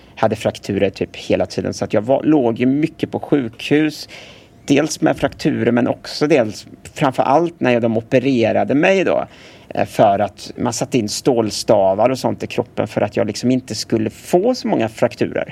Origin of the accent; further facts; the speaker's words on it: Gothenburg, Västra Götaland, Sweden; Jag är född här i Göteborg på 80-talet